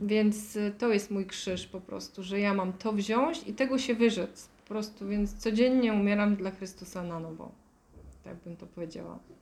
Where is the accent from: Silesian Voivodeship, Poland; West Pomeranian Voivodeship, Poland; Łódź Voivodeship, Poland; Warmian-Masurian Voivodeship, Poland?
Silesian Voivodeship, Poland; Bielsko-Biała; moved away as an adult; also born or lived in Ireland; urodziłam się w Bielsko-Białej